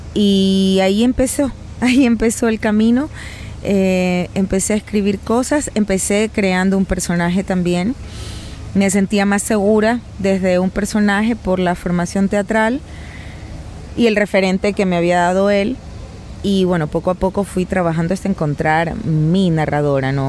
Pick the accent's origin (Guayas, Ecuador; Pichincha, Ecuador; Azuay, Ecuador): Guayas, Ecuador; Guayaquil; la ciudad de donde yo vengo, Guayaquil